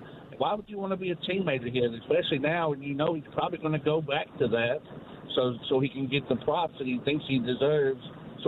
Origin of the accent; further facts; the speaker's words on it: Bowling Green, Kentucky, United States; I'm from Bowling Green, Kentucky.